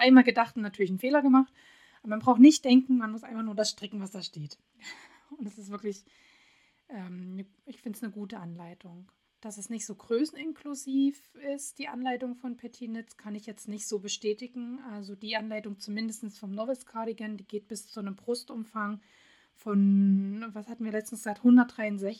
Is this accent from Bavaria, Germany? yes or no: no; Radebeul, Saxony, Germany; moved away; ich komme ja ursprünglich aus Radebeul, bin da groß geworden das ist so ein kleines Örtchen neben Dresden